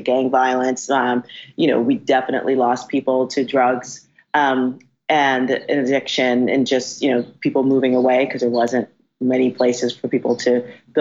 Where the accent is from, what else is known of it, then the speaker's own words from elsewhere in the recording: New York City, New York, United States; I grew up in the South Bronx